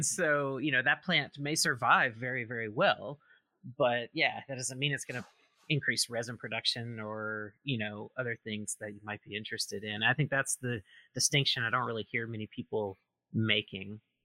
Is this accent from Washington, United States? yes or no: no; Mississippi, United States; now in Oregon, United States; I am originally from Mississippi, but I've been out in Oregon for quite a while now.